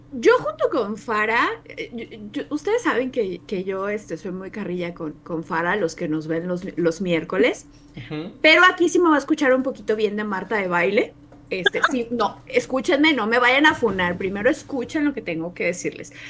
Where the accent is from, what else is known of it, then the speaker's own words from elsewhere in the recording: Mexico; como mexicanos y también como latinoamericanos